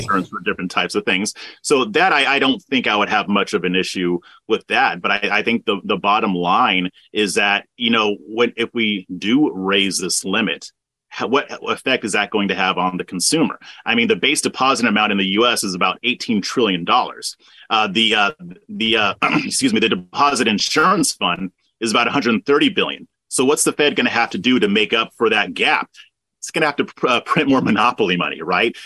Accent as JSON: {"language": "English", "region": "Southern California", "country": "United States", "tie": "born or raised there", "moved": "as an adult", "lives_now": "Texas, United States", "said": "I was born and raised in Southern California. I moved to Texas about 10 years ago"}